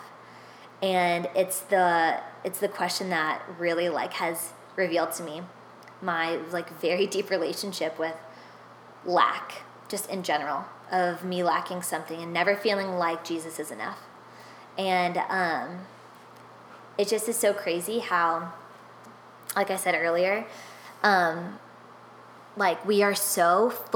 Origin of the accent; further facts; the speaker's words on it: Nashville, Tennessee, United States; moved away; for 10 years of my life, I grew up in Nashville, which is Music City